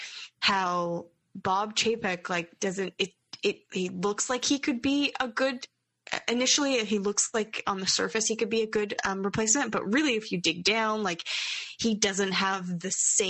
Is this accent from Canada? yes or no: yes; Canada; growing up in Canada with what we have